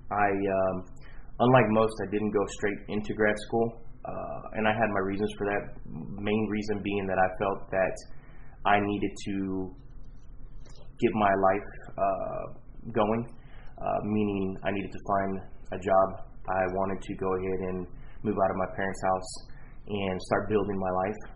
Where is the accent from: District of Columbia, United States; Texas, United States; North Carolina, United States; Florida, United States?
Texas, United States; Houston; Um, well, I'm from Houston, born and raised.